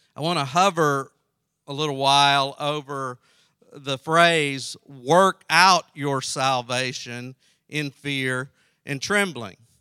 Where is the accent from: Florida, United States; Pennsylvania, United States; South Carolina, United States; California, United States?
South Carolina, United States; I grew up in South Carolina